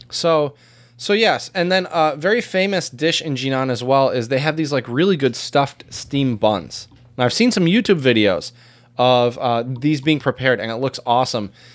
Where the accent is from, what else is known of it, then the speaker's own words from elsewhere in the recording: United States; as an American